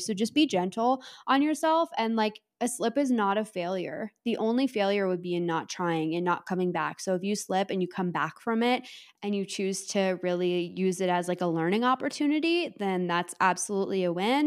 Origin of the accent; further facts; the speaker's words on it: Canada; I am Canadian